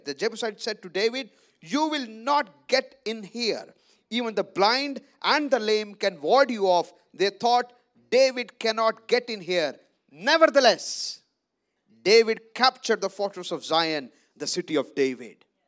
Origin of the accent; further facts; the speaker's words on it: Punjab, India; I live in Amritsar from Punjab. I come from Punjab